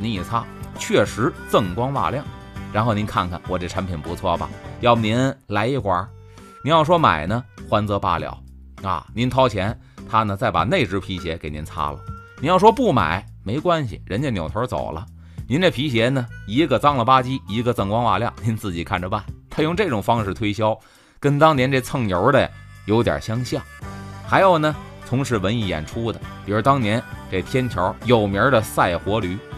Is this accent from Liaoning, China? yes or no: no; Beijing, China; 我小时候在北京